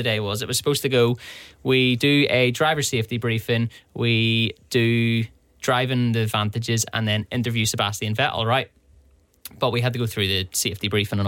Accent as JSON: {"language": "English", "town": "Belfast", "region": "Northern Ireland", "country": "United Kingdom"}